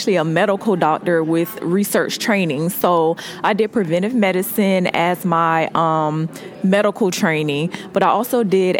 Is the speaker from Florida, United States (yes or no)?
yes; Jacksonville, Florida, United States; also born or lived in Albany, Georgia; now in Atlanta, United States; I was born in Albany, Georgia, which is about 2 hours from here, but I grew up in Jacksonville, Florida